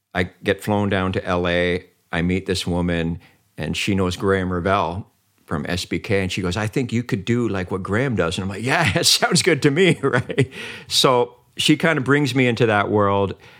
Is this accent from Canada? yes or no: yes; Vancouver, British Columbia, Canada; also born or lived in Mönchengladbach, Germany; I'm like from the East Vancouver and some crappy little place